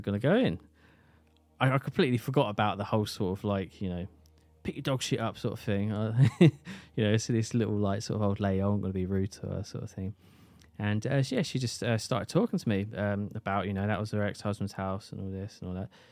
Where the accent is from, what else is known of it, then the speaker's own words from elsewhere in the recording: St Neots, East of England, United Kingdom; my hometown of Saint Neers